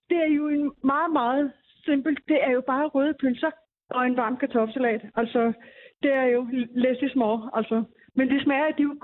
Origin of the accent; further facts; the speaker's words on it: Bornholm, Capital Region of Denmark, Denmark; now in Zealand, Denmark; Nu bruger jeg Bornholmer sennep, fordi jeg er Bornholmer. Jeg bor godt nok på Sjælland, men jeg er Bornholmer.